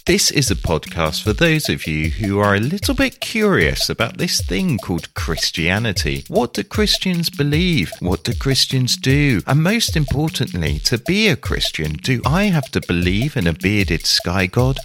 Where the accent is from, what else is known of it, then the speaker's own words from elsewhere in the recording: Sherborne, South West England, United Kingdom; my hometown